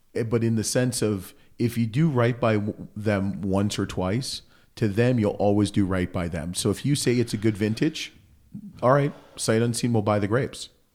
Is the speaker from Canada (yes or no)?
yes; Canada; I'm Canadian